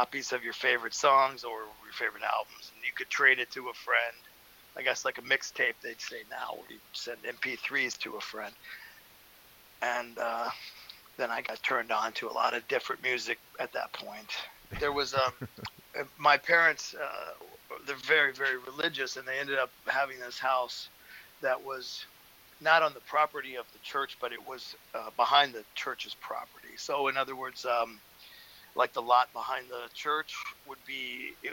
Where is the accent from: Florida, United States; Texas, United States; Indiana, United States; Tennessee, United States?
Indiana, United States; I grew up in Indiana on a farm